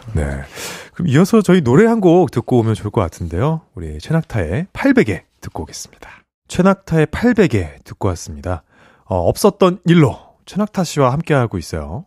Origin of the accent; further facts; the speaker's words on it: Seoul, South Korea; 저는 목동에서 자랐는데.